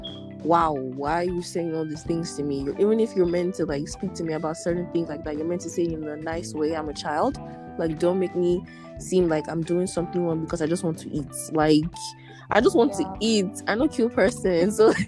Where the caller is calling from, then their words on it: Ottawa, Ontario, Canada; I'm podcasting from Ottawa, Canada.